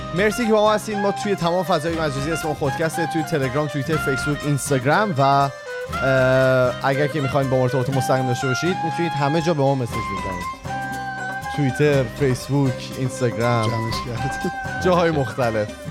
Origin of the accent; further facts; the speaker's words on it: Iran; moved away as an adult; also born or lived in Australia; ما به عنوان یک ایرانی